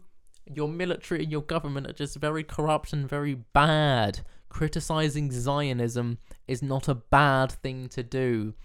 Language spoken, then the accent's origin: English; England, United Kingdom; I was born in England